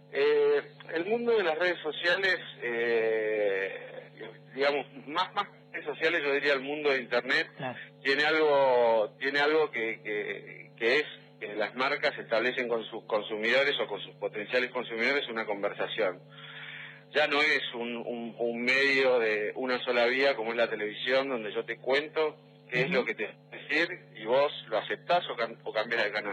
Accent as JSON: {"language": "Spanish", "region": "Neuquén", "country": "Argentina", "said": "yo soy de Neuquén"}